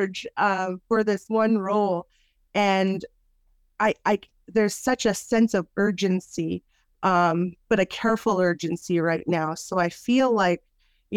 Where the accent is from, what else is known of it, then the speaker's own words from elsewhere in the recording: Lake Babine Nation, home community of Woyenne, British Columbia, Canada; I'm a member of the Lake Babi Nation. I come from Nagasli Watan.